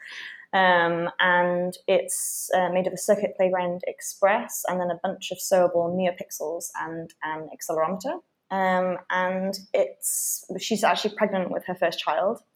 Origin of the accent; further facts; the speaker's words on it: United Kingdom; moved away as an adult; also born or lived in London; now in Berlin, Germany; I am British